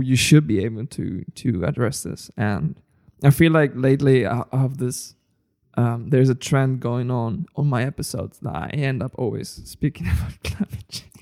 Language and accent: English; Spain; I come from Spain